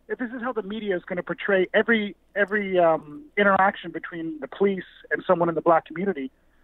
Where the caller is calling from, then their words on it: Canada; I'm calling from Canada.